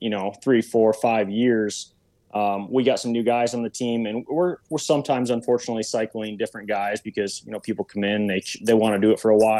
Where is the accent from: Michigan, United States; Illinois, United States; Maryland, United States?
Michigan, United States; Central; I'm from Central Michigan.